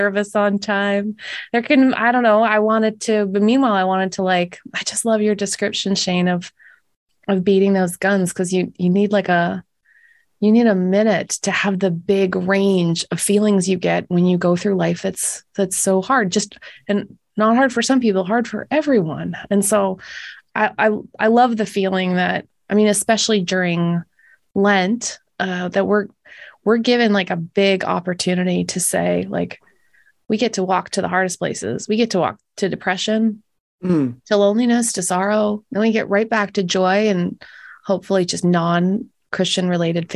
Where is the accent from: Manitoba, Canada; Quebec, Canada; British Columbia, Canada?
Manitoba, Canada; Winnipeg; born or raised there